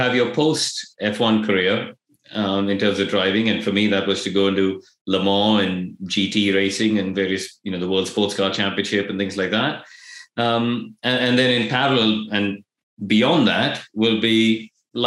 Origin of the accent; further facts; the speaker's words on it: India; moved away; I grew up in India.